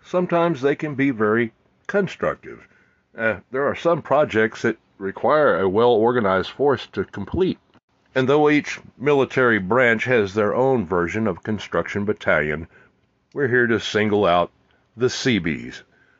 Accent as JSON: {"language": "English", "region": "Texas", "country": "United States", "said": "I'm a Texan."}